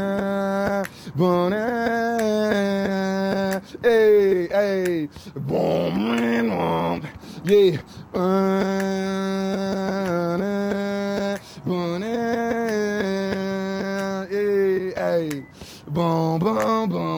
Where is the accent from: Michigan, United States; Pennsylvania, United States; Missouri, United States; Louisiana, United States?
Missouri, United States; St. Louis; I'm from St. Louis, Missouri, which is the Show Me State.